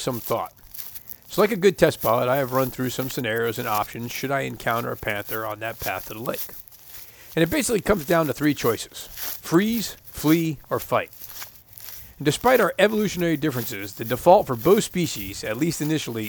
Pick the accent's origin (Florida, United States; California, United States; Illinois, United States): Florida, United States; I grew up in Florida